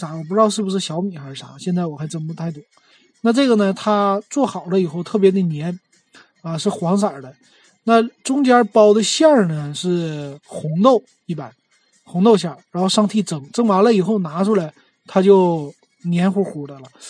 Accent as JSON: {"language": "Chinese", "region": "Northeast China", "country": "China", "said": "对我们说东北话呀，"}